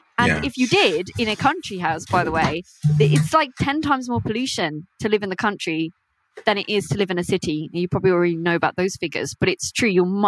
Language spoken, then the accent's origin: English; United Kingdom; I have Indian heritage. I grew up in Britain, but my parents are Indian